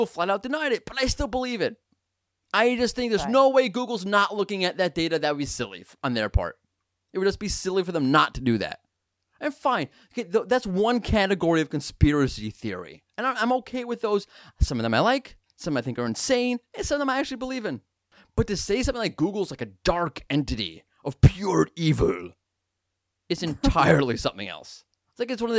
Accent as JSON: {"language": "English", "region": "New York", "country": "United States", "moved": "yes", "said": "We're both from New York originally, big Yankees fans"}